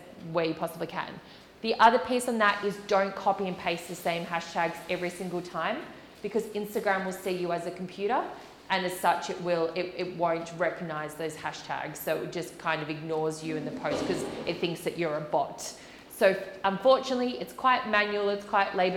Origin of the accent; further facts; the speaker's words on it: Australia; moved away; I am Australian, and a lot of my family and friends are in Australia